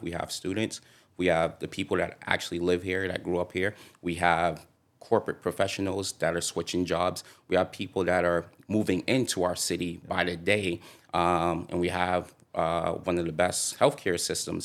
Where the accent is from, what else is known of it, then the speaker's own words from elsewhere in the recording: Boston, Massachusetts, United States; grew up in Dorchester